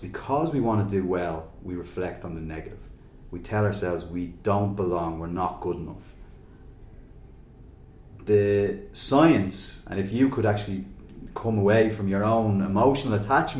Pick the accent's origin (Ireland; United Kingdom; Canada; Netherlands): Ireland; Dublin, Leinster; growing up in Finglas and going to Belvedere College